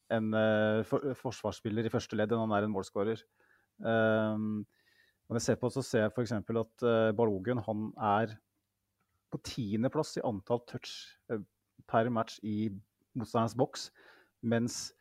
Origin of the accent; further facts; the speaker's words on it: Mjøsa district, Innlandet, Norway; Jeg kommer fra Innlandet, tjukkeste Mjøsdistriktet